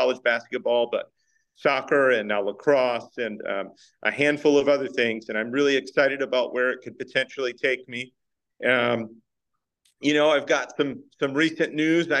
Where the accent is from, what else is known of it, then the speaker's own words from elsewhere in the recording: Baltimore, Maryland, United States; moved away as an adult; I was in East Baltimore. People say where in East Baltimore, and I'll say Highland Town because they know that part of the city pretty well